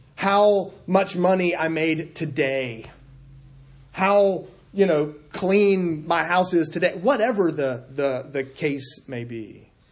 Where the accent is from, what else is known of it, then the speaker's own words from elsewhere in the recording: South Carolina, United States; moved away; I'm from South Carolina.